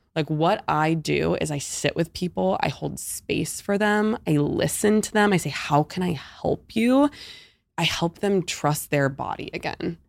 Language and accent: English; Pittsburgh, Pennsylvania, United States; moved away as an adult; also born or lived in Hoboken, New Jersey; now in Ponte Vedra Beach, United States; I grew up my whole life in Pittsburgh, P